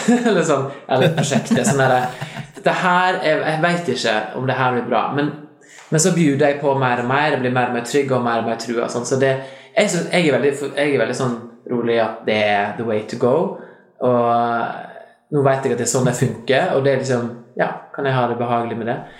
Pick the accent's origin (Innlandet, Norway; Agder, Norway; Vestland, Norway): Vestland, Norway; Lærdal; accent: Lærdal dialect; Jeg er fra Lærdal